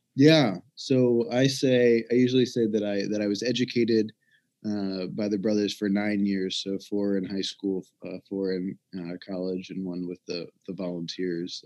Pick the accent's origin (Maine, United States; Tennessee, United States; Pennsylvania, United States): Tennessee, United States; Memphis; I'm from Memphis, Tennessee originally